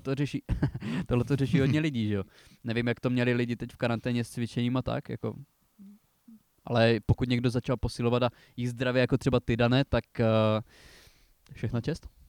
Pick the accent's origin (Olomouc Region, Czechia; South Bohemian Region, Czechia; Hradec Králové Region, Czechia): Olomouc Region, Czechia; Přerov area; u nás na Přerovsku